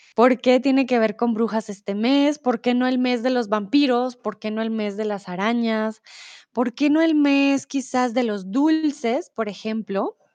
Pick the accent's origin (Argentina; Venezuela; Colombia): Colombia; now in Germany; soy de Colombia, vivo comúnmente en Alemania, pero ahora estoy en el lindo y soleado México.